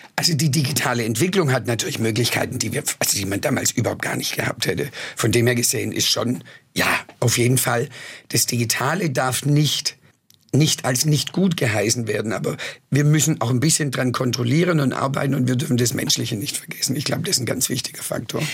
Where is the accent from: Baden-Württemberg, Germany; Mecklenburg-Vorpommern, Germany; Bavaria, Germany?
Baden-Württemberg, Germany; Swabia; accent: Swabian; first language Swabian; also born or lived in New York / Madrid; weder Englisch noch Spanisch konnte, also nur Schwäbisch konnte